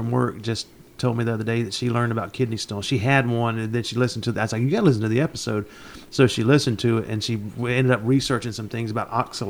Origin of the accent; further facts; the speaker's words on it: Union City, Georgia, United States; now in Heard County, United States; I grew up in Union City. I don't know what to do with a cow.